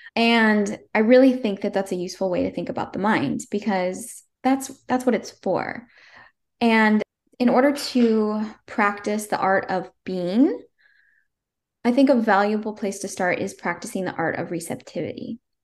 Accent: Northern California, United States; I came home to my hometown, Northern California

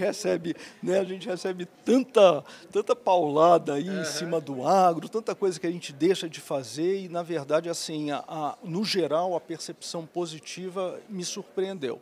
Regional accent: Rio de Janeiro, Brazil; accent: carioca; moved away; also born or lived in Viçosa / Piracicaba; eu sou carioca, né? O uhum. sotaque não nega

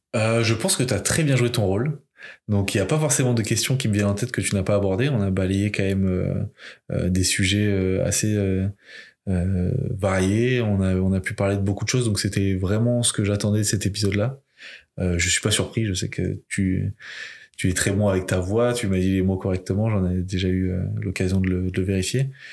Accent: Limoges, Nouvelle-Aquitaine, France; now in Rennes, France; J'ai grandi à Limoges

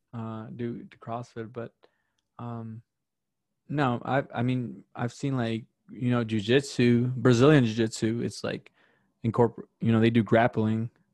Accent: Chicago, Illinois, United States; also born or lived in Wisconsin; I grew up in South Chicago

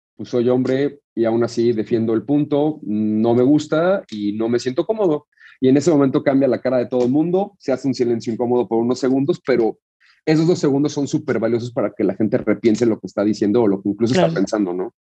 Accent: Mexico; nos definen como mexicanos

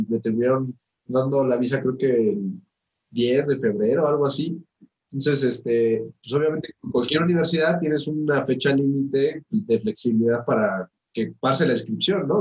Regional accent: Toluca, State of Mexico, Mexico; Nosotros que somos de Toluca, que aquí no hay vida nocturna

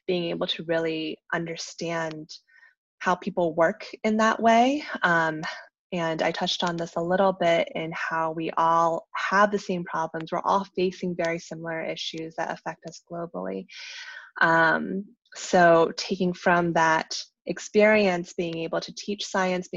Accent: Vernon, Virginia, United States; I came from Vernon, Virginia as my hometown

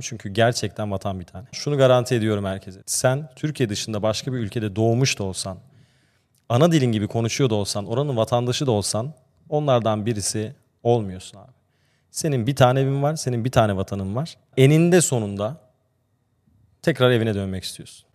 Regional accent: Austria; now in Turkey; Ben Avusturya'da doğdum ve büyüdüm

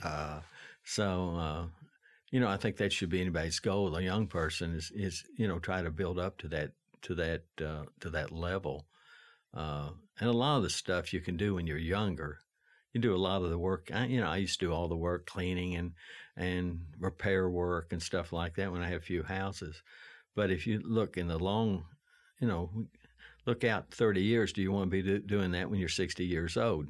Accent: Lexington, Kentucky, United States; I was raised on Chenault Road, uh, in Le, in, uh, Chevy Chase

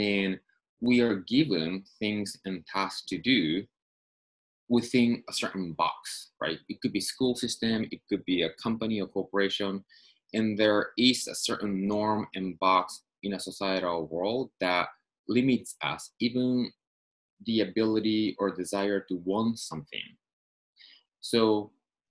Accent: Tokyo, Japan; moved away as an adult; now in Los Angeles, United States; I'm from Tokyo originally. I moved to Los Angeles

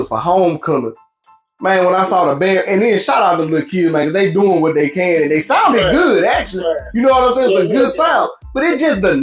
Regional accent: Louisiana, United States; our city is like one of the forgotten sons of Louisiana

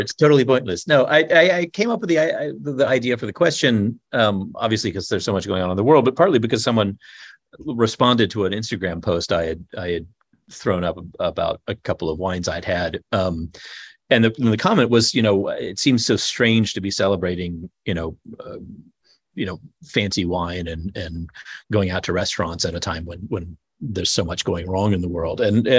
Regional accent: Texas, United States; born there; I mean, I was born in Texas.

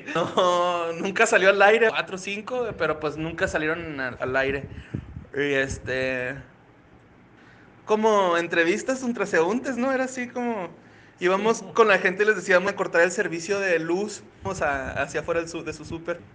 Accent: Ciudad Juárez, Chihuahua, Mexico; nací en Ciudad Juárez, Chihuahua

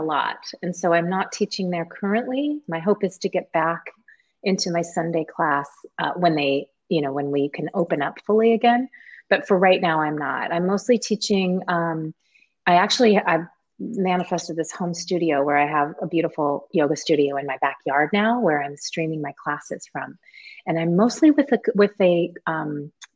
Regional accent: California, United States; now in Seattle, United States; I grew up in California

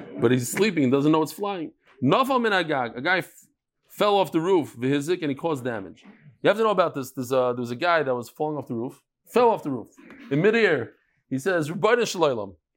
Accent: New York, United States; now in Israel; I'm from New York

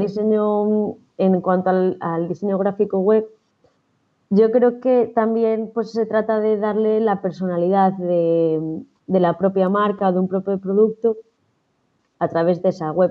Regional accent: A Rúa, Galicia, Spain; yo soy gallega

